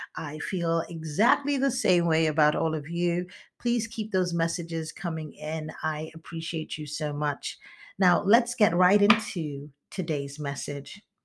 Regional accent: eastern Nigeria, Nigeria; moved away; also born or lived in United States; I am from the eastern part of Nigeria

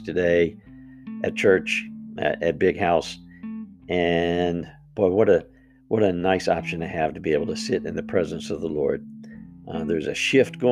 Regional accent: United States; as the American people

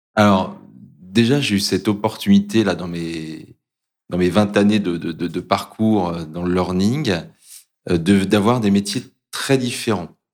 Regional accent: Brittany, France; j'ai grandi en Bretagne, à proximité de la mer.

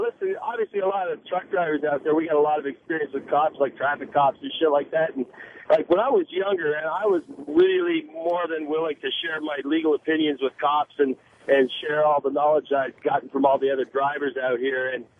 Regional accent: Halifax, Nova Scotia, Canada; I'm from Halifax.

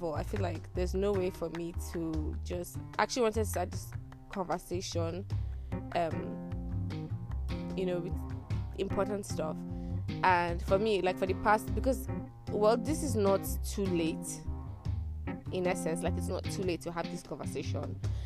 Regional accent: Nigeria; Tired Nigerian Girl

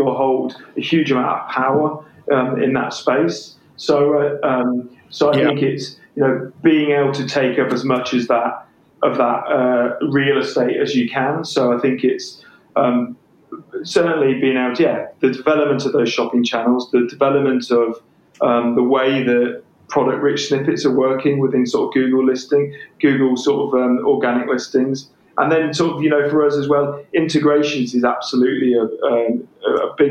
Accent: England, United Kingdom; accent: English; my English accent

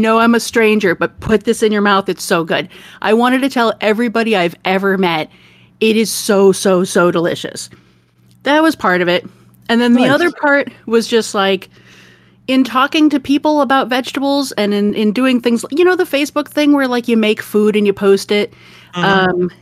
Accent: Detroit, Michigan, United States; now in Oregon, United States; I grew up in the Midwest

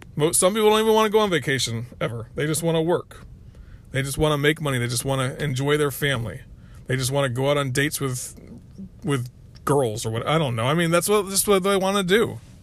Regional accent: Florida, United States; also born or lived in North Carolina; now in South Carolina, United States; I grew up in Florida.

